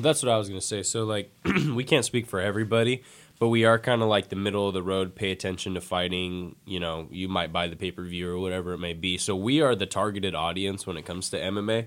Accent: San Francisco Bay Area, California, United States; I'm from the Bay Area

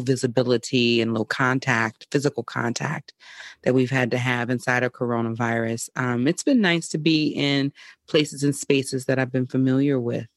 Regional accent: Mobile, Alabama, United States; moved away; also born or lived in California; my hometown of Mobile, Alabama

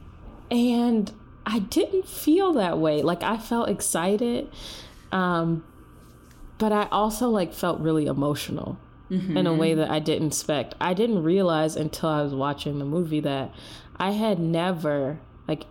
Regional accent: United States; I'm Black American

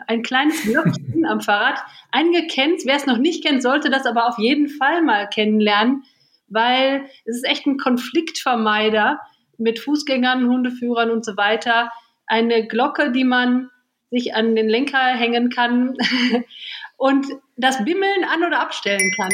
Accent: Lippe, North Rhine-Westphalia, Germany; also born or lived in Bad Pyrmont; now in Düsseldorf, Germany; Ich bin geboren in Bad Pyrmont und aufgewachsen im schönsten Lipperland.

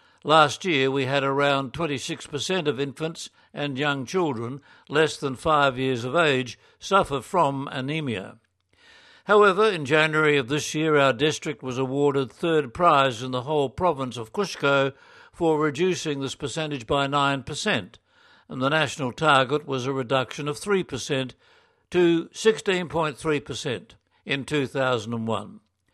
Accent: Australia; now in Checa, Peru; I'm an Australian diocesan priest working as an associate with St. Columban's Mission Society. I live and work in the parish of San Andres de Checa in a small district high up in the southern Andes of Peru.

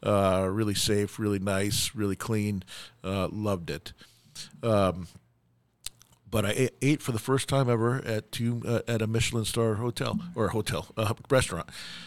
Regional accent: New York, United States; We used to be, so I came from New York, and you had the best

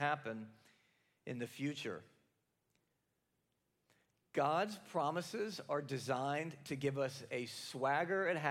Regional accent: the South, United States; now in Capital District, New York, United States; I'm from the South

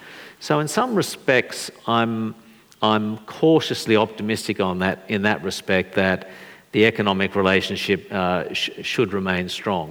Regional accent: Australia; particularly as an Australian.

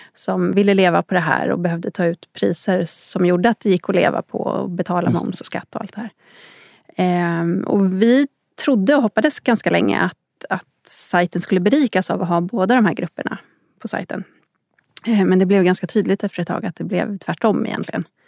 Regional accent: Upplands Väsby, Stockholm County, Sweden; Jag är uppväxt i Upplands Väsby, en bit norr om Stockholm

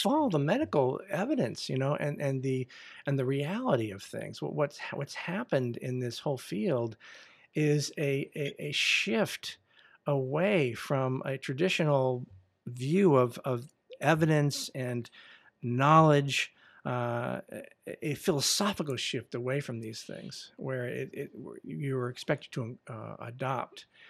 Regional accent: United States; I am an American

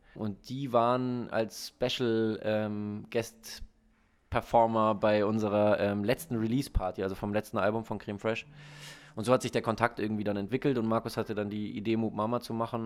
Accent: Munich, Bavaria, Germany; moved away as an adult; now in Hamburg, Germany; München ist immer noch so meine Heimatstadt

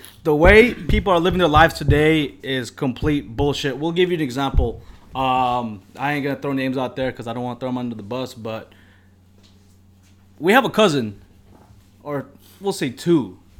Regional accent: Philippines; Hey, we're fucking Filipino, dude. Good-ass food in the fucking house every single day.

